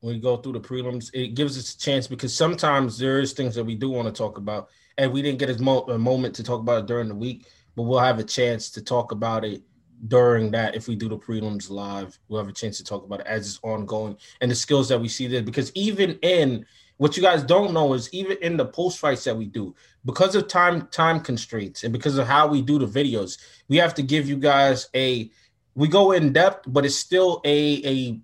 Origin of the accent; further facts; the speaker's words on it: New York, United States; I'm from New York.